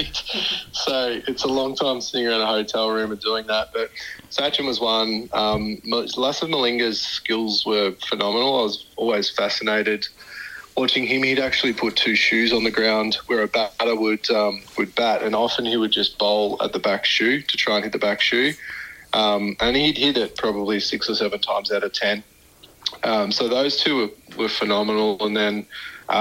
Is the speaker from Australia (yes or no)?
yes; Shepparton, Victoria, Australia; my hometown was Shepparton